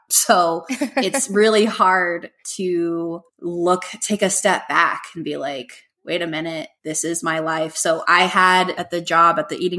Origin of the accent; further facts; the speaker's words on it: Hawaii, United States; born there; So as I mentioned earlier, I was born in Hawaii, and that's always been a childhood dream to live there.